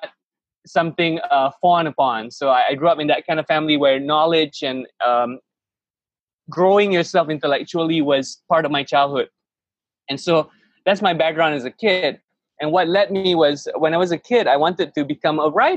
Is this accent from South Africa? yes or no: no; Malaysia; I grew up in Malaysia